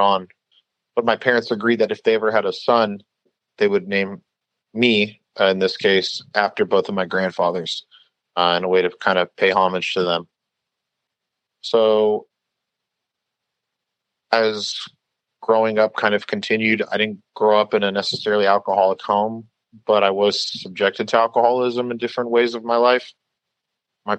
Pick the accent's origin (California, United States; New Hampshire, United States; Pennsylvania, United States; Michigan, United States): California, United States; Long Beach; the neighborhood that I grew up in here in Long Beach.